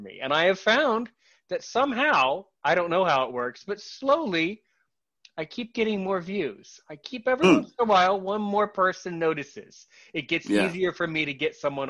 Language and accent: English; United States; as an American